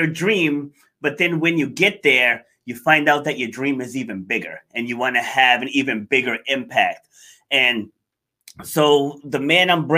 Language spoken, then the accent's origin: English; New York, United States; I was actually born in New York. I was born in Far Rockaway.